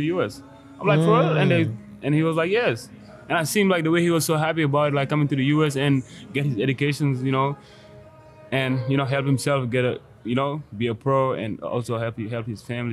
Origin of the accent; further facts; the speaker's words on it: Senegal; English is a second language; now in Orlando, United States; I'm from Senegal, West Africa